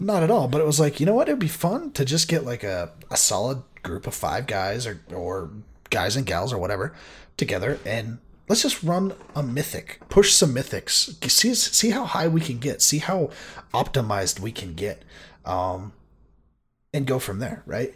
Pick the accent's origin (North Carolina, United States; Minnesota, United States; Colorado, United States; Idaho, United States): Minnesota, United States; Me being a Minnesota boy